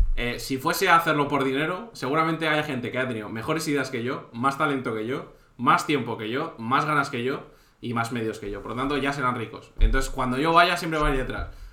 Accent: Santander, Cantabria, Spain; also born or lived in Gandía; now in Valencia, Spain; yo también soy de Santander

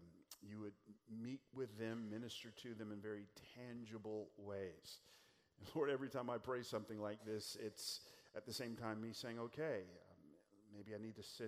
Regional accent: California, United States; Again, our family moved here a couple years ago from California. They say we're from Northern California, the Bay Area, but if you look at the map, that's actually Central California.

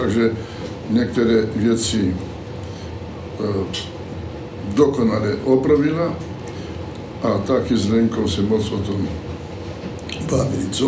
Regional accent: Slovakia; accent: Slovak; first language Slovak; Czech is a second language; jsem dosud mluvil jenom slovenský a tak jsem musel nějak eh, přeskočit, takže se omlouvám taky za svůj cizí akcent.

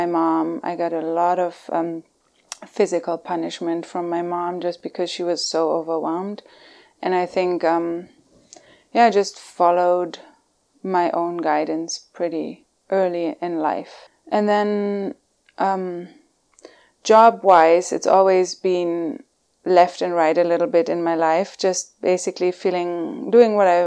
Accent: Germany; moved away as an adult; now in California, United States; And I grew up in Germany. I was born in Germany. Now I made it to California somehow. And lived in Germany for the first 30 years

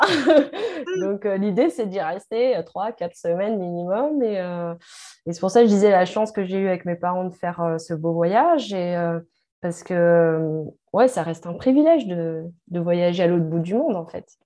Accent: France; nous, en France

